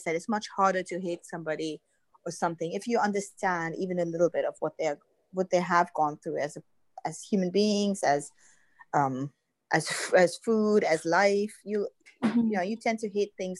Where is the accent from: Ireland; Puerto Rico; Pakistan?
Pakistan; moved away; I'm Pakistani